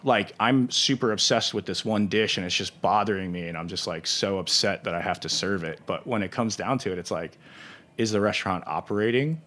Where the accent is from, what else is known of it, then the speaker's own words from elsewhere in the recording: St. Louis, Missouri, United States; I'm still from Saint Louis